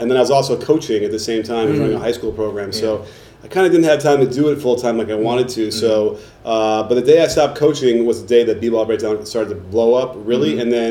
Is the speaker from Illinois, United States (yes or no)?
yes; Chicago, Illinois, United States; I grew up in Chicago too